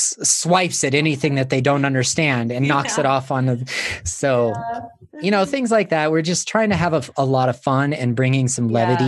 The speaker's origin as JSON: {"language": "English", "region": "Montana", "country": "United States", "tie": "born or raised there", "said": "I was born in Montana, living in Montana."}